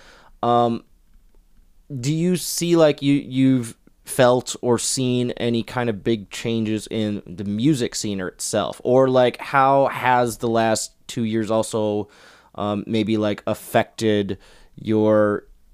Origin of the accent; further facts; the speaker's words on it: Minneapolis, Minnesota, United States; I am from Minneapolis